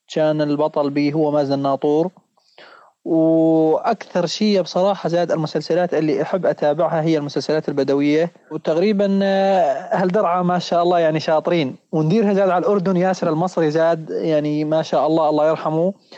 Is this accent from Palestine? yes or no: no; Syria; also born or lived in Lebanon; احنا كسوريين